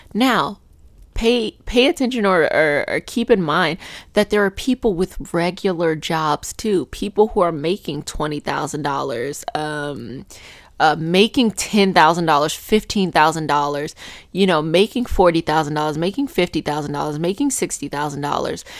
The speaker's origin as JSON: {"language": "English", "town": "Arlington", "region": "Virginia", "country": "United States", "tie": "born or raised there", "said": "I grew up in Arlington"}